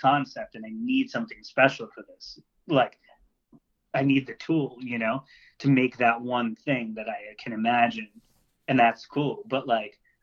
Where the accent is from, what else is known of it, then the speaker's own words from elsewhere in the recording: Long Island, New York, United States; now in Asbury Park area, New Jersey, United States; I grew up on Long Island in a pretty fucked up place